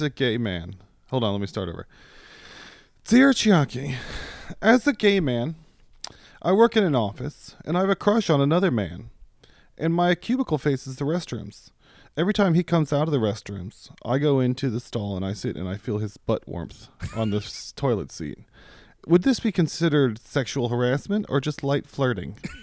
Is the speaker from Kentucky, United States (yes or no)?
no; Virginia, United States; now in Texas, United States; I grew up in Virginia